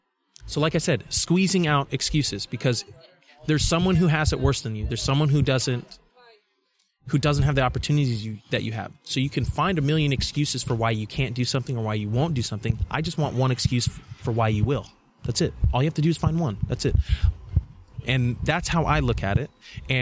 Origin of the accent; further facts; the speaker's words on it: Nigeria; because I'm Nigerian, right? So I traveled to Nigeria when I was, I think, was it 7 or 8 years old.